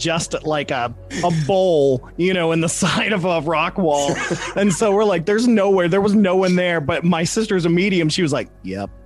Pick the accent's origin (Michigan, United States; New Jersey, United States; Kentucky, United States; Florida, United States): Kentucky, United States; moved away as an adult; now in Phoenix, United States; we're from Kentucky. I mean, I live out in Arizona now since October